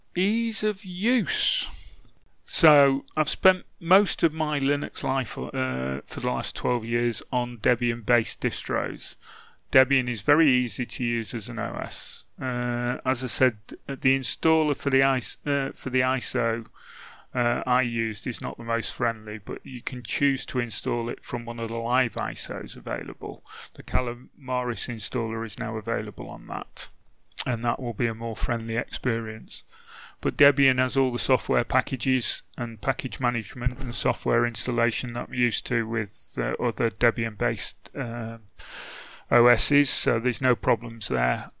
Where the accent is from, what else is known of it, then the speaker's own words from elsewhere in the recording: England, United Kingdom; I'm English